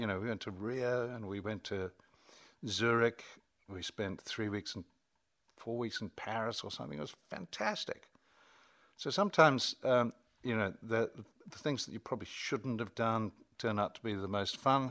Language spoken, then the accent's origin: English; New Zealand; also born or lived in Armagh, Northern Ireland; exported ourselves back to New Zealand, which is probably, uh, not a bad thing as far as my growing up was concerned